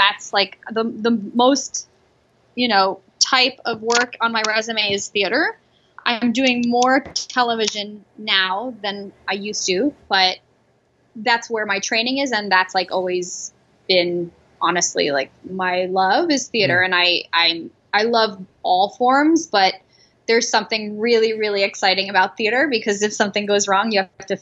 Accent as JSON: {"language": "English", "town": "New York City", "region": "New York", "country": "United States", "tie": "born or raised there", "also_born_or_lived": "Ithaca", "said": "I grew up in New York City"}